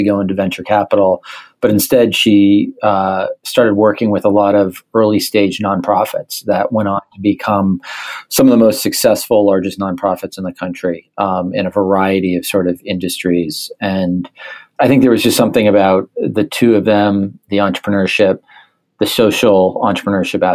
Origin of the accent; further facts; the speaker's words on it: Pound Ridge, New York, United States; also born or lived in Nepal; I grew up in Pound Ridge, New York, which is a small town about an hour and a half north of New York City, and now live in the city